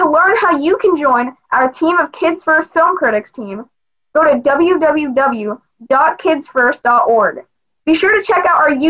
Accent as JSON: {"language": "English", "region": "Florida", "country": "United States", "said": "from the Sunshine State, Florida, reporting for Kids First."}